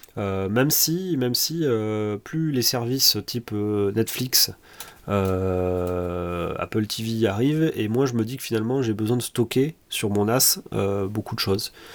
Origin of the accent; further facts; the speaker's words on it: Toulouse, Occitania, France; je suis toulousain mon père travaille dans l'aéronautique